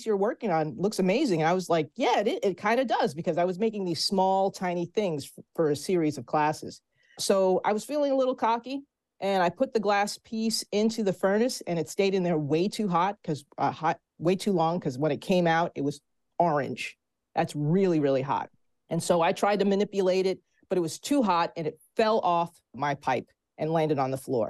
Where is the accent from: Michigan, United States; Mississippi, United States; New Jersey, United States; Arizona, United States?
New Jersey, United States; my home state of New Jersey